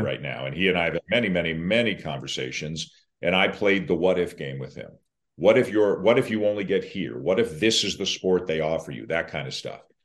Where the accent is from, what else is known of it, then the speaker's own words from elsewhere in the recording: Toronto, Ontario, Canada; I'm from Toronto